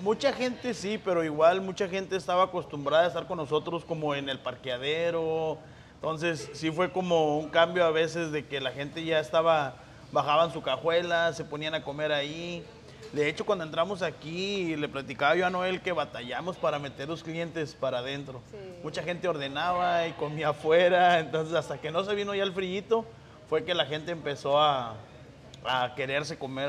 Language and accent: Spanish; Coahuila, Mexico; also born or lived in Monclova; now in Indianapolis, United States; yo soy del norte, yo soy de Coahuila